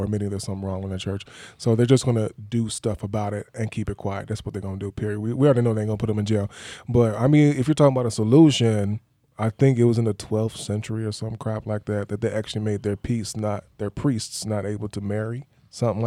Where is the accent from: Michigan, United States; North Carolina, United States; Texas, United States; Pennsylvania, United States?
Michigan, United States; Detroit; I'm from Detroit, so they might call me a Detroiter